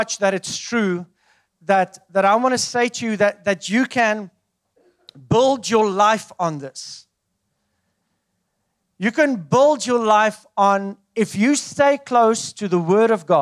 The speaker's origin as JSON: {"language": "English", "country": "South Africa", "moved": "as an adult", "said": "I come from South Africa"}